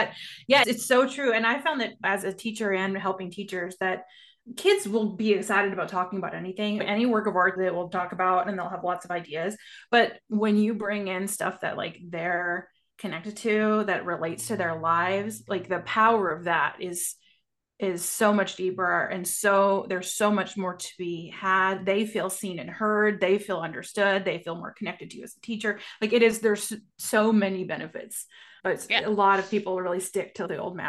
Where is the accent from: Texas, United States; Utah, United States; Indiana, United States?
Texas, United States; Amarillo; now in Dallas, United States; So I grew up in Amarillo, Texas, in the Panhandle. I live outside of Dallas now.